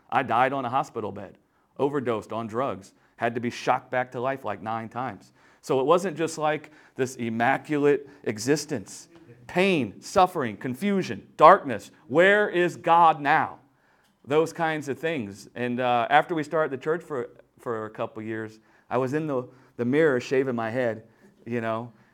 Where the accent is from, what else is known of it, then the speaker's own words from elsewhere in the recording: Louisiana, United States; I'm from Louisiana, deep down south